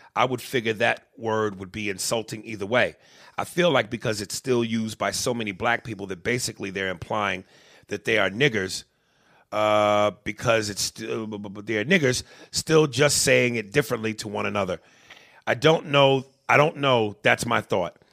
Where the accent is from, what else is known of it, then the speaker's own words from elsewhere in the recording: New York, United States; moved away; also born or lived in New Jersey; I grew up in a poor uh, place where there were a lot of other poor black people and Hispanics. Um, but I also didn't grow up like the Cosbys. I didn't grow up with a white picket fence and in the suburbs. You know, I later went into that as we moved away from New York and into Jersey